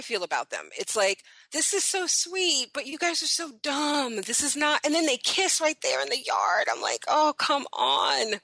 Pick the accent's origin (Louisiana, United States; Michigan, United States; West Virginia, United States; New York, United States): New York, United States; New York City; I was born in Brooklyn.